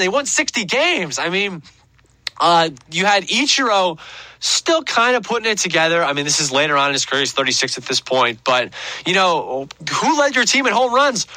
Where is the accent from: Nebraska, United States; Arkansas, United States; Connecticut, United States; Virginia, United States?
Connecticut, United States; Greenwich; my hometown of Greenwich, Connecticut.